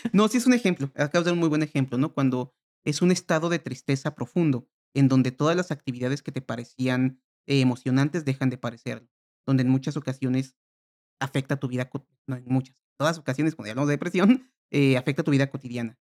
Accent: Mexico; yo como mexicano

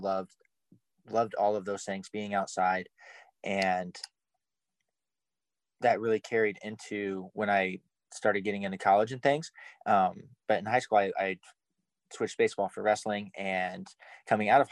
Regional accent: Omaha, Nebraska, United States; So I'm from North Omaha. I grew up in Omaha, specifically a little bit more in North Omaha

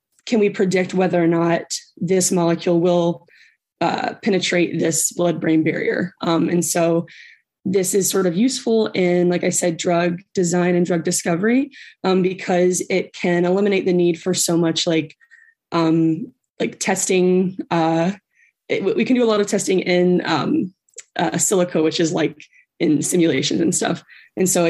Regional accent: Tennessee, United States; moved away as an adult; also born or lived in Maryland; I'm from Tennessee

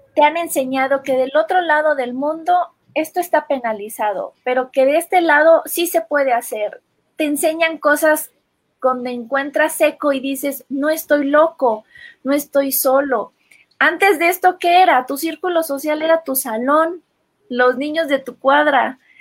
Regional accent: Comitán, Chiapas, Mexico; En mi pueblo, en Comitán

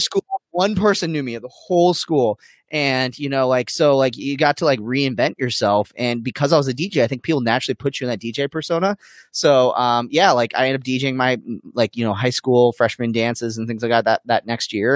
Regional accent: Arizona, United States; born and raised in Arizona

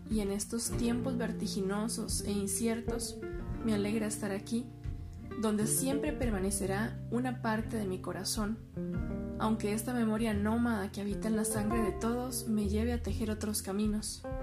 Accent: San Ramón, Alajuela, Costa Rica; moved away as an adult; Soy poeta y gestora cultural costarricense.

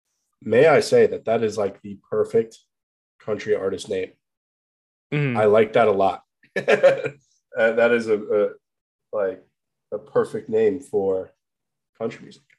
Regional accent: New Jersey, United States; born or raised there; also born or lived in Bethlehem, Pennsylvania

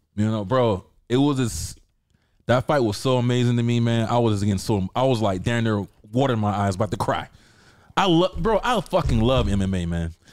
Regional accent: the South, United States; I'm from the South. That's a normal black girl in the South.

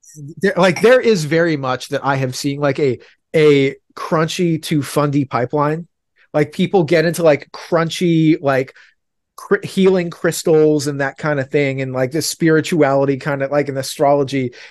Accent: Oregon, United States; I'm from Oregon

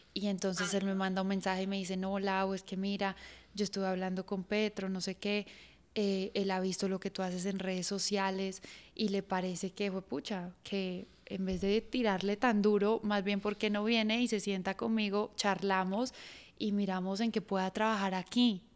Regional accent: Colombia; tenemos como colombianos

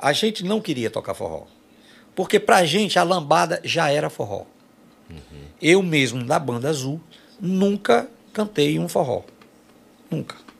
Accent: Quixadá, Ceará, Brazil; lá da minha cidade

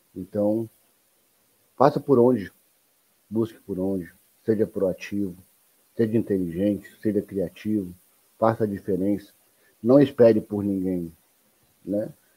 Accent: São Paulo, Brazil; Eu sou de São Paulo, cara. A gente que, a gente que nasce em São Paulo, nós somos educados para trabalhar

